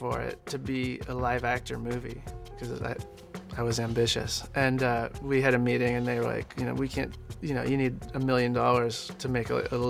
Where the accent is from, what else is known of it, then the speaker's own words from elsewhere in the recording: Los Angeles, California, United States; Oh, I'm from